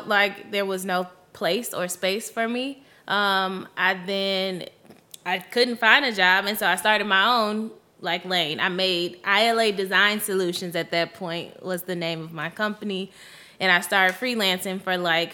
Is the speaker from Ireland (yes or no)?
no; Chicago, Illinois, United States; I'm also from Chicago. So I was born and raised on the South